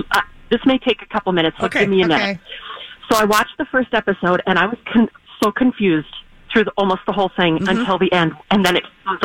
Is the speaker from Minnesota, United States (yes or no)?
yes; Minnesota, United States; I'm from Minnesota